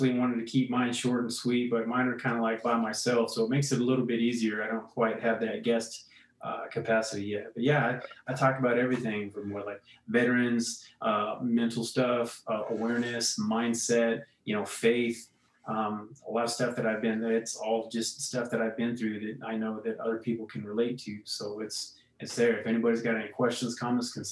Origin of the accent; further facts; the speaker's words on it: Coolidge, Arizona, United States; moved away; I grew up in Coolidge, so it's right in between like Phoenix and Tucson.